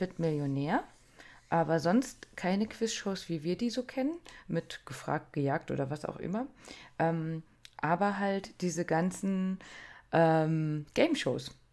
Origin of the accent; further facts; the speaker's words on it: Germany; wir als Deutsche